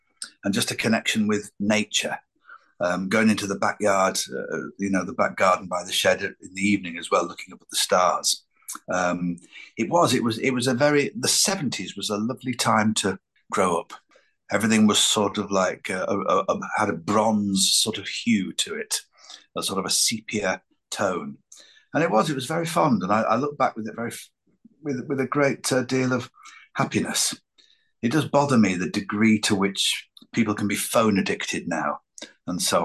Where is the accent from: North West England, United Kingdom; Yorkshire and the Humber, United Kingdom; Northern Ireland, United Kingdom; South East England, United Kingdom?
North West England, United Kingdom; Lancashire; growing up in Lancashire, I was surrounded by so many characters